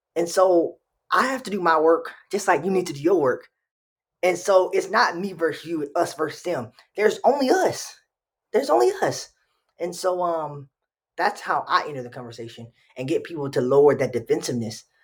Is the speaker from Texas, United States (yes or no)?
yes; Texas, United States; moved away as an adult; now in Minnesota, United States; I'm from Texas.